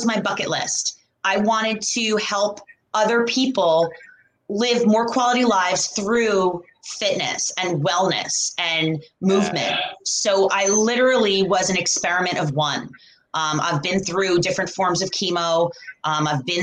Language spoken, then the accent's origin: English; New York, United States; I'm originally from New York